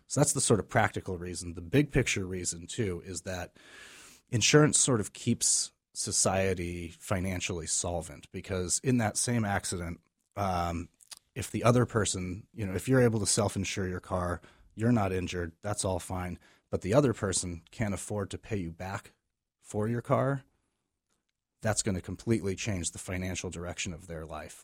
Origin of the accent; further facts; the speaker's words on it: California, United States; moved away as an adult; also born or lived in Maryland; now in Maine, United States; I am originally from California, grew up out